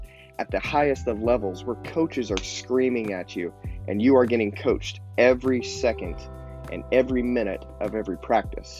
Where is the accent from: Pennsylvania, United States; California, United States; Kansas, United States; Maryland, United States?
Kansas, United States; St. John; I grew up in St. John, Kansas, which is a town of about 1,300 people.